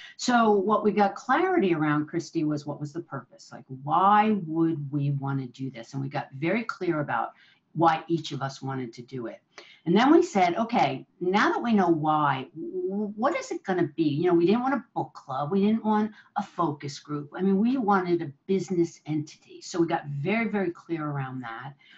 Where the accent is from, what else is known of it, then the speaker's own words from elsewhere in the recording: New Jersey, United States; now in San Francisco, United States; I'm I'm originally from New Jersey